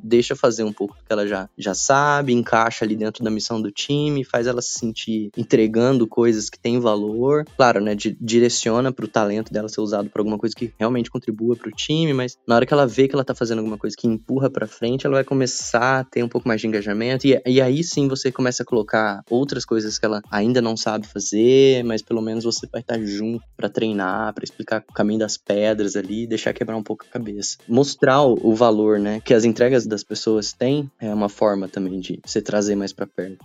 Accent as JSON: {"language": "Portuguese", "town": "Caçapava", "region": "São Paulo", "country": "Brazil", "also_born_or_lived": "south of Minas Gerais", "moved": "as an adult", "said": "Sou da cidade de Caçapava, interior de São Paulo"}